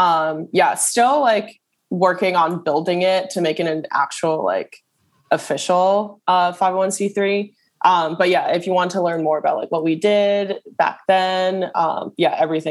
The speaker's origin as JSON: {"language": "English", "town": "New York City", "region": "New York", "country": "United States", "tie": "born or raised there", "said": "I grew up in Brooklyn, because there are no like Olympic sized pools here."}